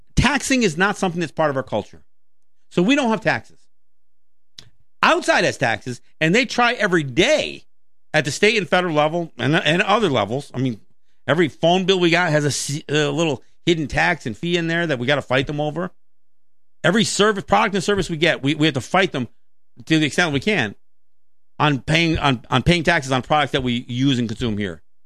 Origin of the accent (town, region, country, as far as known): United States